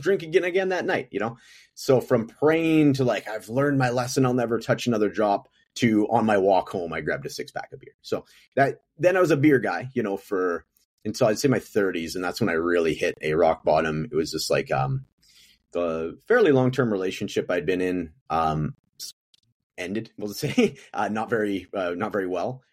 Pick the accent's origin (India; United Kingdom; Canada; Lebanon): Canada; Prince George, British Columbia; moved away as an adult; now in Edmonton, Canada; I'm from Prince George, British Columbia, which is like a smaller version of Edmonton in the province, uh, to my west